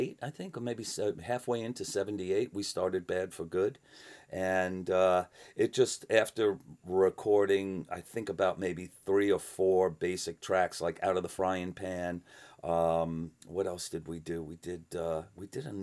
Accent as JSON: {"language": "English", "town": "New York City", "region": "New York", "country": "United States", "tie": "born or raised there", "said": "I came from the New York City. I was I grew up around the glam punk era in New York City"}